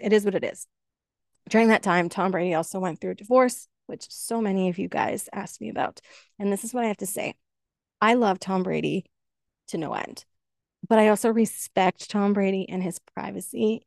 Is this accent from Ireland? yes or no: no; Canada; I'm Canadian